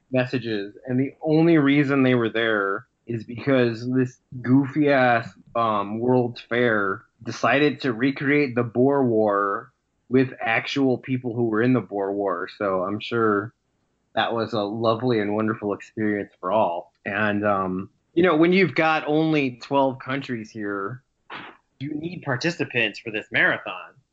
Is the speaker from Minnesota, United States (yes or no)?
no; Chicago, Illinois, United States; my hometown